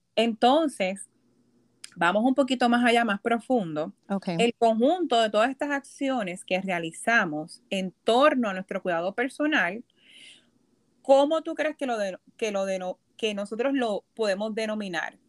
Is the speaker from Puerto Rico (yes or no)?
yes; Puerto Rico; moved away as an adult; also born or lived in Boston, Massachusetts; now in New York, United States; yo nací y me crié en Puerto Rico